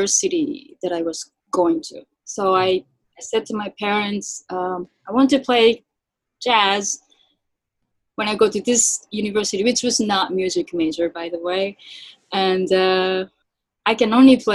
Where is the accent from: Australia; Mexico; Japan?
Japan; moved away as an adult; now in United States; I'm born and raised in Japan